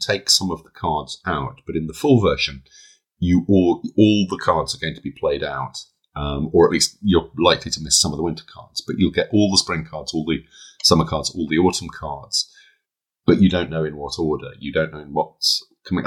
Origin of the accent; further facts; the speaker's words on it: United Kingdom; I'm British